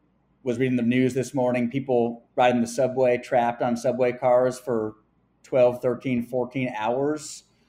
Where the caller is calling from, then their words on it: New York City, New York, United States; Yeah, so I'm dialing in from New York City.